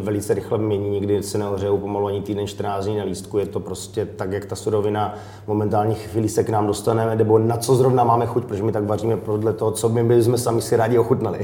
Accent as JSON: {"language": "Czech", "area": "Wallachia", "region": "Zlín Region", "country": "Czechia", "tie": "born or raised there", "moved": "yes", "said": "inspiruju se z Valeska, protože tam jsem vyrůstal"}